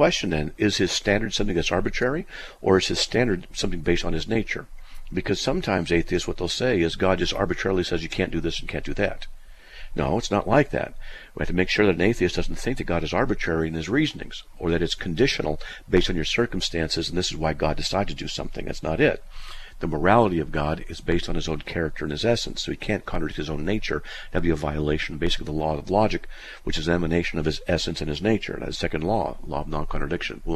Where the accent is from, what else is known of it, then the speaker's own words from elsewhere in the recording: United States; I'm an American born in 1956